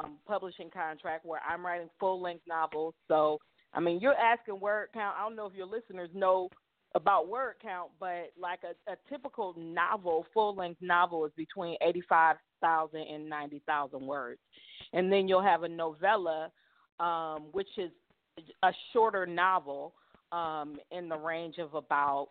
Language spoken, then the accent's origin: English; Cleveland, Ohio, United States; moved away; I'm from Cleveland.